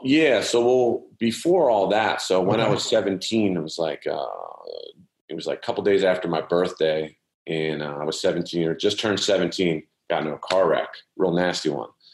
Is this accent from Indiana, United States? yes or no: no; Philadelphia, Pennsylvania, United States; I grew up in Philadelphia. Yeah, I was okay. born here.